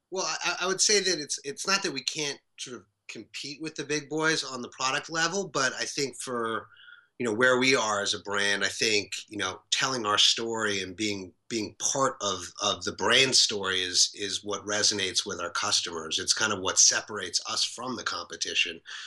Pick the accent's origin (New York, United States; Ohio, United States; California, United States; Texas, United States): New York, United States; New York City; we grew up together in New York City.